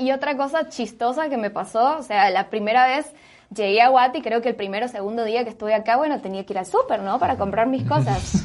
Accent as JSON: {"language": "Spanish", "country": "Argentina", "moved": "as an adult", "lives_now": "Guatemala", "said": "me fui de Argentina"}